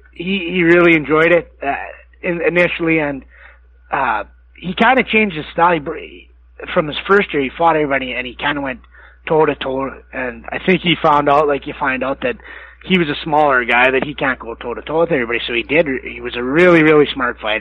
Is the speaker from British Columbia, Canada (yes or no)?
no; Medicine Hat, Alberta, Canada; I come from Medicine Hat